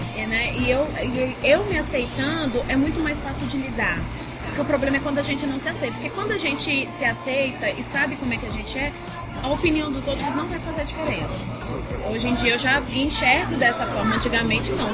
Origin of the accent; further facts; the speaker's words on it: Brasília, Federal District, Brazil; eu nasci em Brasília, sou filha de gaúcho, é, de, de gaúcha com boliviano. E desde sempre morei aqui, nunca morei em outro